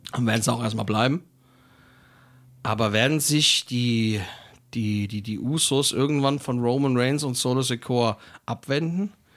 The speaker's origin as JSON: {"language": "German", "country": "Germany", "said": "bei uns in Deutschland"}